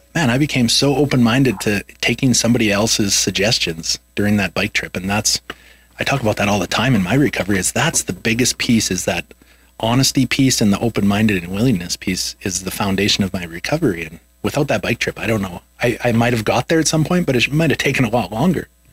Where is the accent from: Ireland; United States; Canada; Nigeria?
Canada; Swift Current, Saskatchewan; we were in my hometown in swift current saskatchewan